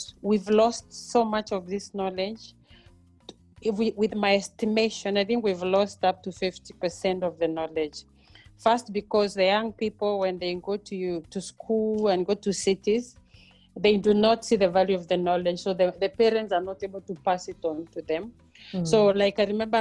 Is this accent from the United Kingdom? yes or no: no; Mbeere, eastern Kenya, Embu County, Kenya; moved away as an adult; also born or lived in Europe; now in South Africa; I am a village girl born and bred in Kenya, in Mbere, in eastern part of Kenya